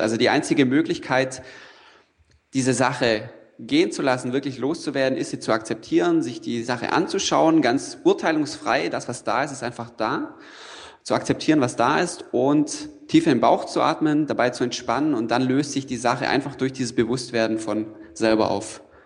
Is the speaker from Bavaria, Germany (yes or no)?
yes; Allgäu, Bavaria, Germany; moved away as an adult; also born or lived in Freiburg; ich komme vom Land, ja, ich komme aus dem Allgäu